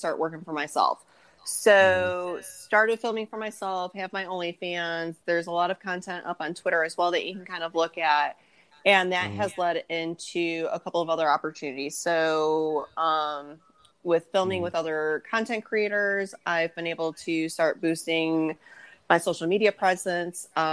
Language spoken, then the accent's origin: English; Michigan, United States; now in South Carolina, United States; I'm from the North. I grew up in Michigan. I live in South Carolina now